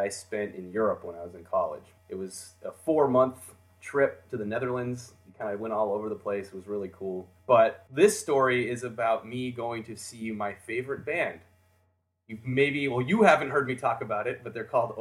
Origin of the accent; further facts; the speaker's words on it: United States; I'm a fan from America